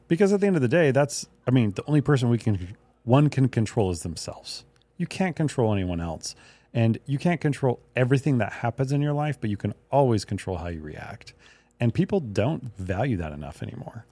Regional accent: United States; I'm an American

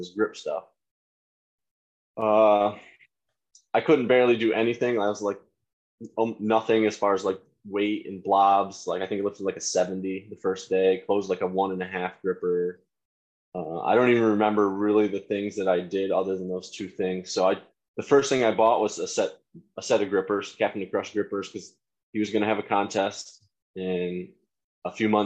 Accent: Wyalusing, Pennsylvania, United States; also born or lived in Towanda, Pennsylvania; I grew up in Wyalusing.

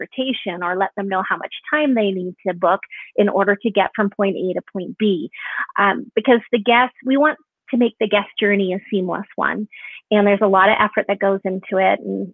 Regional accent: Kelowna, British Columbia, Canada; I'm originally from Canada. I was living in a small town, small 100,000 plus people, Kelowna, British Columbia.

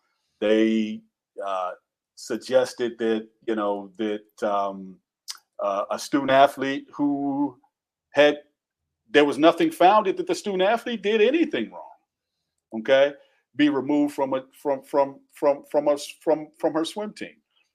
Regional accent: the South, United States; accent: Southern; And excuse me for my Southernisms coming out. I'm from the South. I say fit.

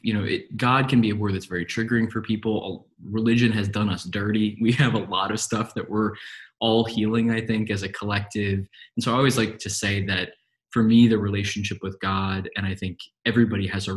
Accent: New York City, New York, United States; moved away; I grew up in New York City

